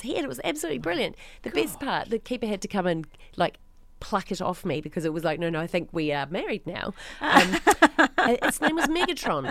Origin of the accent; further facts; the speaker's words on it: Christchurch, Canterbury, New Zealand; I'm from Christchurch